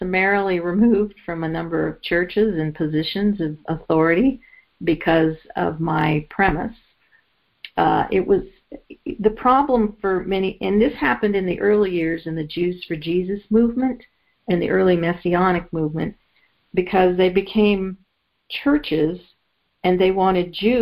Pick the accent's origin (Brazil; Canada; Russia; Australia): Canada; I grew up in Canada